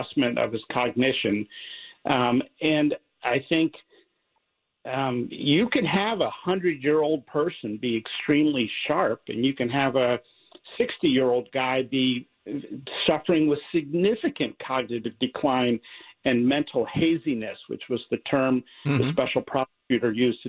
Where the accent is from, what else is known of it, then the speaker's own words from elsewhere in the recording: Pennsylvania, United States; I'm from Pennsylvania